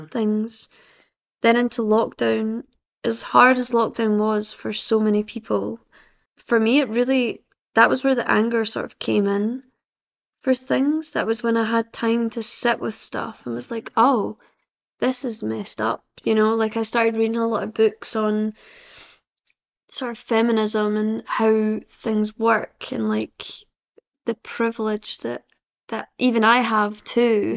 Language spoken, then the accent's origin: English; Livingston, Scotland, United Kingdom; I'm from uh, Livingston